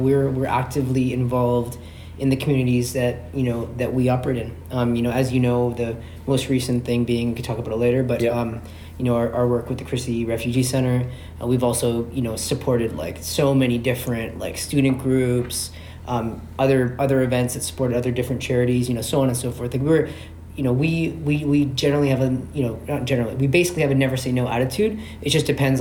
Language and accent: English; Toronto, Ontario, Canada; I'm born and raised in Scarborough.